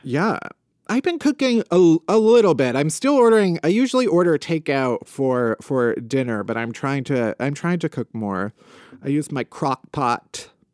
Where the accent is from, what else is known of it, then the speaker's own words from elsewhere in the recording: Midwest, United States; I was raised very Midwestern.